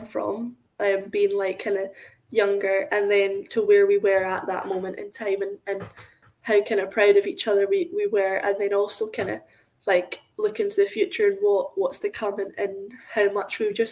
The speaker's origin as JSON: {"language": "English", "region": "Scotland", "country": "United Kingdom", "said": "we're from Scotland"}